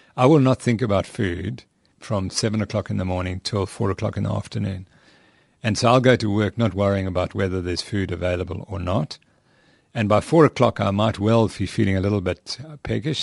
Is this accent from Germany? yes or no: no; England, United Kingdom; where I come from, because I'm from England